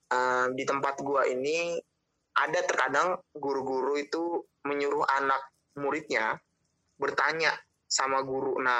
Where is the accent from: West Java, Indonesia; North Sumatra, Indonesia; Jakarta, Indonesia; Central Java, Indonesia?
West Java, Indonesia; Bekasi; oke gue orang Batak begitu tapi memang orang tua dari kecil rantau begitu daerah dari Bekasi